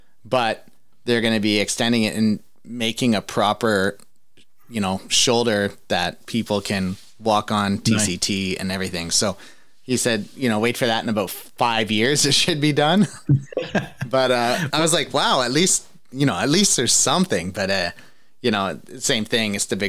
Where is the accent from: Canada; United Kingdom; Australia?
Canada; Ontario; Because I'm from Ontario, it's not like that here.